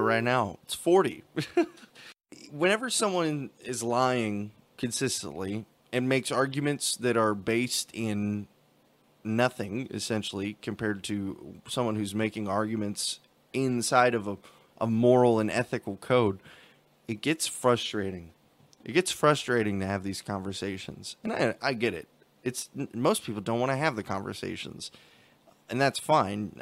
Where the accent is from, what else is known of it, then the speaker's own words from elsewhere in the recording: United States; we have as Americans